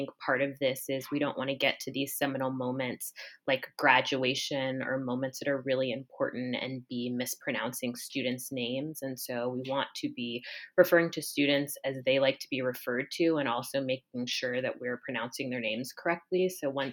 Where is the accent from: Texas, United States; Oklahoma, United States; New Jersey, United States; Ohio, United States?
Ohio, United States; Columbus; moved away as an adult; born and raised in Columbus